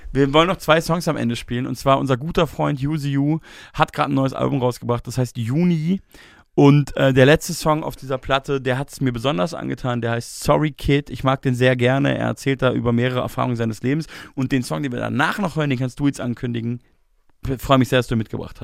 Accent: Bavaria, Germany; Ich komme ja aus Bayern

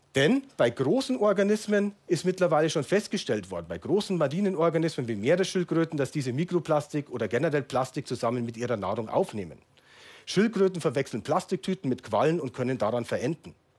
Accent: Munich, Bavaria, Germany; in meiner Heimatstadt München

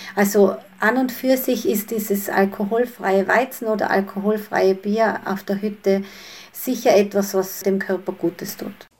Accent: Tyrol, Austria; bei uns in Tirol

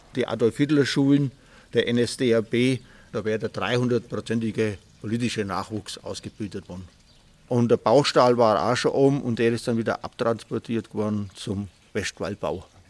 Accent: Oberschwaningen, Bavaria, Germany; also born or lived in Ehingen; sondern in Oberschwaningen in einer kleinen Dorfgastwirtschaft

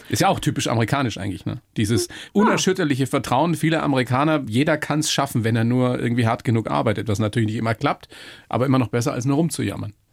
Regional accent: Weiden, Bavaria, Germany; ich bin aus Weiden

